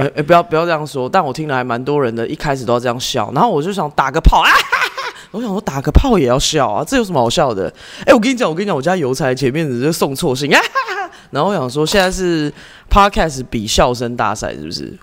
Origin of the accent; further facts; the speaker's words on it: Canada; 我从小是在这个加拿大长大